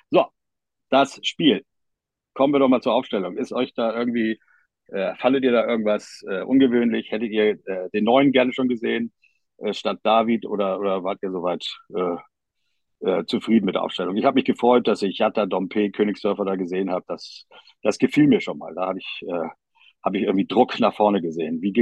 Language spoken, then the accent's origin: German; Hamburg, Germany; ja okay, nur im Hockey, aber komm, als Hamburger darf man sich auch darüber freuen